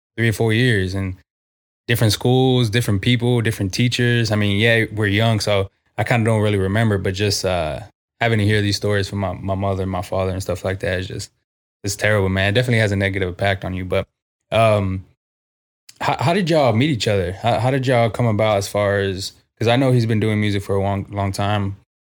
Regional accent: San Antonio, Texas, United States; also born or lived in Corpus Christi; been on the south side of San Antonio my whole life.

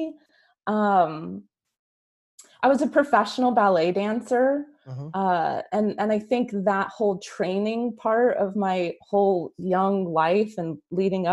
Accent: Albuquerque, New Mexico, United States; moved away as an adult; now in San Diego, United States; born and raised Albuquerque, New Mexico, but I'm currently living in San Diego, California. Have been for like the last 20 some years.

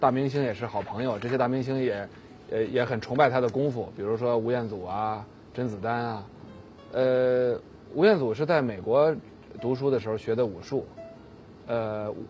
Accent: China; 我们中国人呢一直爱看武打片儿，爱看武侠片儿，

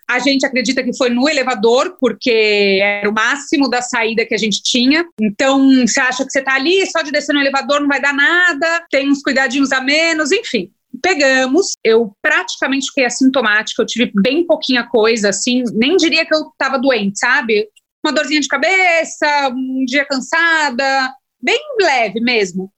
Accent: Ilhabela, São Paulo, Brazil; moved away as an adult; now in São Paulo, Brazil; nasci em São Paulo, mas morei a vida inteira na Ilha Bela

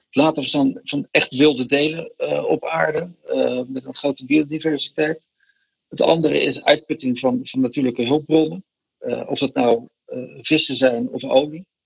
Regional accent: Rotterdam, South Holland, Netherlands; also born or lived in Delft; in Delft geboren, maar eh, ik ben wel getogen in Rotterdam.

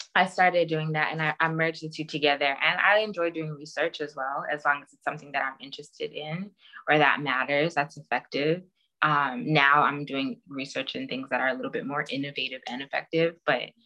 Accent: Jamaica; I'm Jamaican

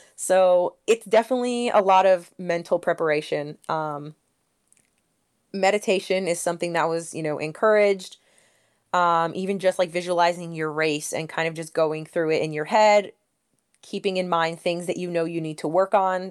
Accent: Northeast, United States; I am actually from the Northeast

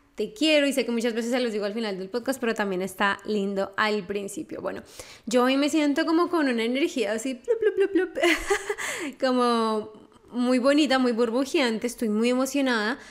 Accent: Colombia; yo soy colombiana

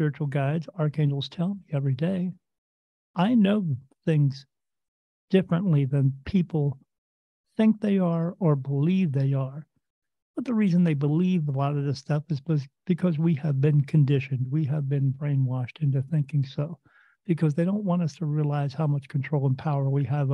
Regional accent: New Jersey, United States; I was born in the United States in a state called New Jersey, little town right next to the Delaware River

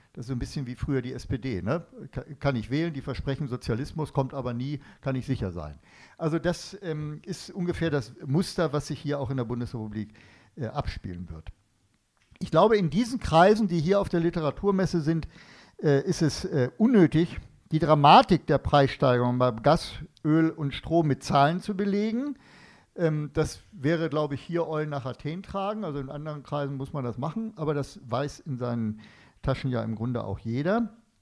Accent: Northern Germany, Germany; ich komme aus Norddeutschland

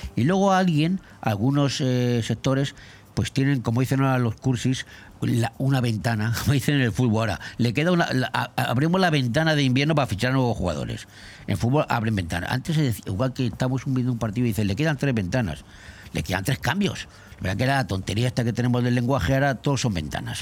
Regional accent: Madrid, Community of Madrid, Spain; now in Benidorm, Spain; en mi pueblo, en mi barrio, más barrio, Cuatro Caminos de Madrid

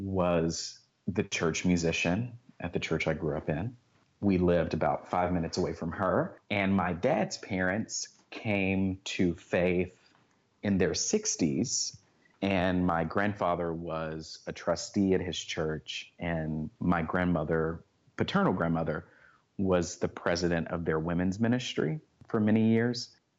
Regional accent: Fort Worth, Texas, United States; I have. I grew up in Fort Worth, Texas, and went to college in Henderson, Tennessee, which is about an hour and a half away from Memphis, which is in West Tennessee.

